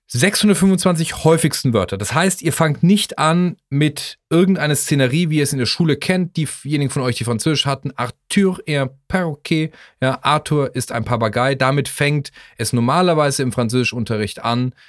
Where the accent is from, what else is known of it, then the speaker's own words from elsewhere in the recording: Germany; als Deutscher